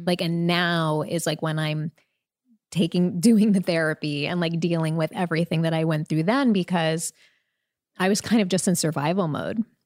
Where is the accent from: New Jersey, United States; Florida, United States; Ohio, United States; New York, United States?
New York, United States; Long Island; also born or lived in Queens, New York; I was first born in Queens, I should say, and then raised on Long Island.